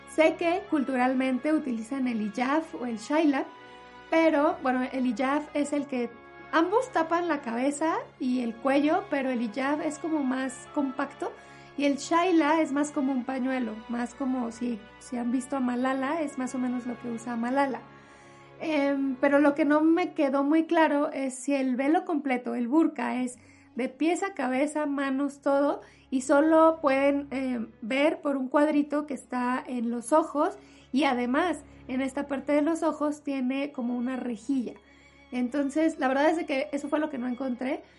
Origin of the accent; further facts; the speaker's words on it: Mexico; en mi país, en México